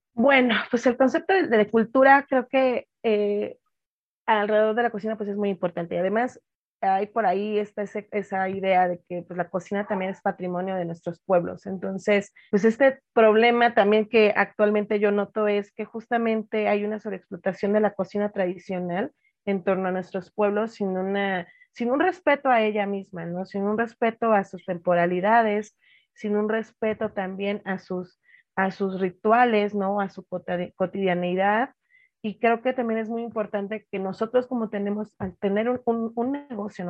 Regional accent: Oaxaca, Mexico; now in Mexico City, Mexico; redes de paisanos, gente de la costa

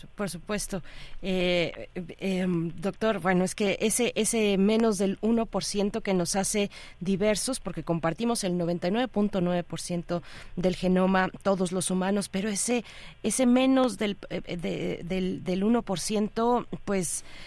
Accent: Mexico; como mexicanos

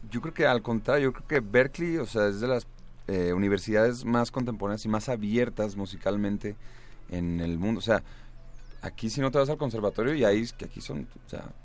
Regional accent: Guadalajara, Jalisco, Mexico; yo soy de Guadalajara, tenía ahí un par, unas par de bandas, estuve en Guadalajara y eso.

